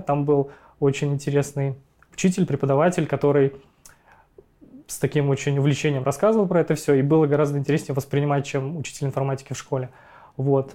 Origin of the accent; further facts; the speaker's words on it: Ufa, Bashkortostan, Russia; я родился в городе Уфа, в России